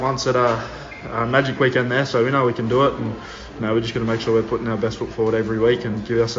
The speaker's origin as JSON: {"language": "English", "country": "Australia", "tie": "born or raised there", "moved": "yes", "lives_now": "England", "said": "growing up in Australia probably helps, mate. I'm used to the warmth a little bit."}